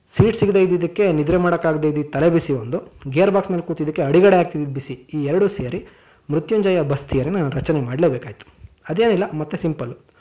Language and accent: Kannada; Koppa, Karnataka, India; ನಮ್ಮ ಊರು ಕೊಪ್ಪ ಇದೆಯಲ್ಲ ಅದು ಮಂಗಳೂರಿಂದ ದಾವಣಗೆರೆಗೆ ಹೋಗೋ ದಾರಿಯಲ್ಲಿ ಬಹುತೇಕ ಮಧ್ಯದಲ್ಲಿ ಬರುವಂಥ ಊರು